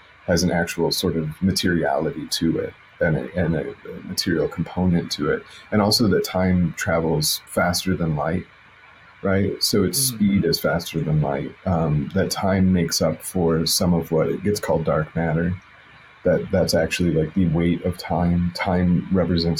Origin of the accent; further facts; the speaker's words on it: Chicago, Illinois, United States; moved away; I'm originally from Chicago